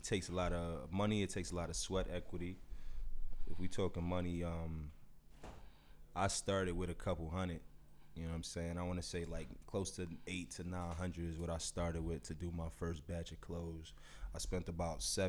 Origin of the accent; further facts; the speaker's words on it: Elmont, New York, United States; I'm from Elmont. I'm from Elmont originally